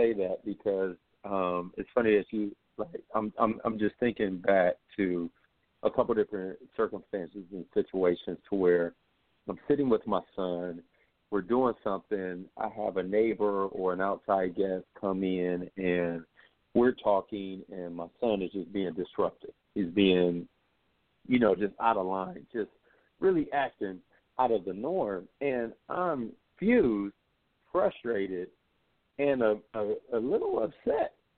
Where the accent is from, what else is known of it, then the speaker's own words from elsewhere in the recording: United States; as African American